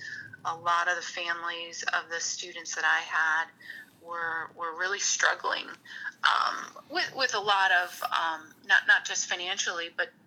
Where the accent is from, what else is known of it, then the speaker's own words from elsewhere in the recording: Hammond, Indiana, United States; born there; also born or lived in Lansing; Well, I was born in Hammond, Indiana, so you're so close to the border there.